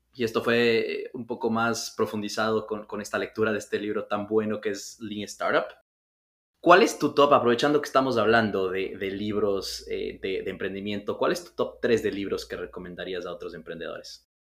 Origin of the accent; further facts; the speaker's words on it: Ecuador; ecuatorianos, que es de, donde soy yo, de Ecuador